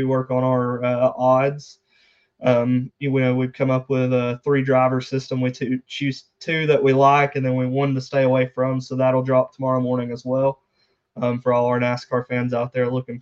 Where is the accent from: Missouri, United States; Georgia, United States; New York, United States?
Georgia, United States; about 45 minutes from Dawsonville; about 45 minutes away from Dawsonville, Georgia